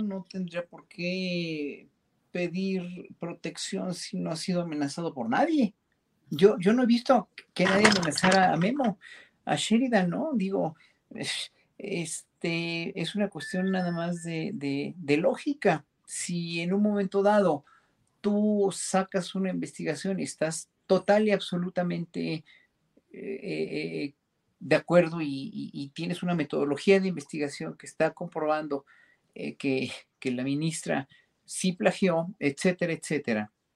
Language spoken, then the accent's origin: Spanish; Mexico; como pueblo mexicano